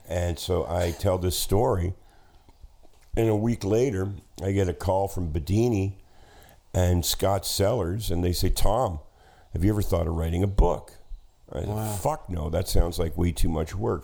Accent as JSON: {"language": "English", "town": "Hamilton", "region": "Ontario", "country": "Canada", "tie": "born or raised there", "said": "growing up in Hamilton"}